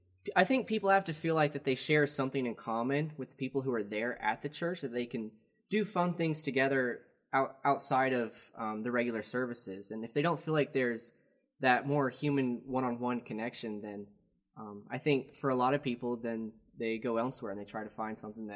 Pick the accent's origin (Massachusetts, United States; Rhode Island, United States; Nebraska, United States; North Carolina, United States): North Carolina, United States; Wilkesboro; But I'm from Wilkesboro in Wilkes County where my family is.